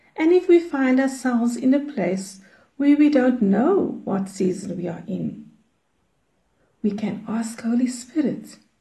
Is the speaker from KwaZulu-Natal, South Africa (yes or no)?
no; Cape Town, Western Cape, South Africa; I'm from Cape Town in South Africa.